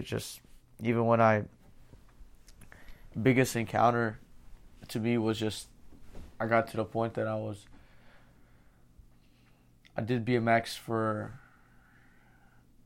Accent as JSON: {"language": "English", "region": "Pennsylvania", "country": "United States", "tie": "born or raised there", "said": "I grew up in Pennsylvania."}